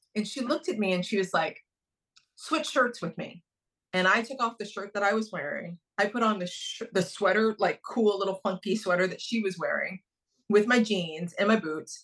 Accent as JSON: {"language": "English", "town": "Dayton", "region": "Ohio", "country": "United States", "tie": "born or raised there", "also_born_or_lived": "New York", "moved": "as an adult", "said": "I grew up in Dayton, Ohio."}